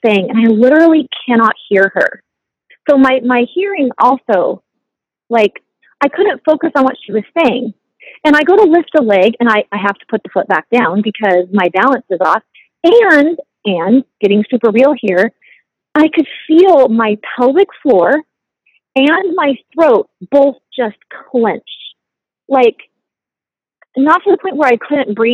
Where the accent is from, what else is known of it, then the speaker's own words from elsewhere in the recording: United States; We're both from the States.